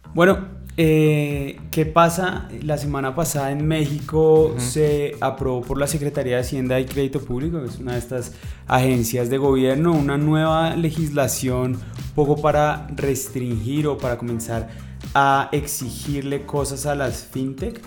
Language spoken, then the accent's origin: Spanish; Colombia; somos 43, 45 millones de colombianos